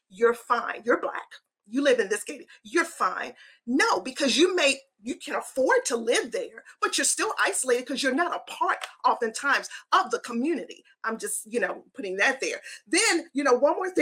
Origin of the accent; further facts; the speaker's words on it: Baltimore, Maryland, United States; now in Nashville, United States; I'm from Baltimore City, born and raised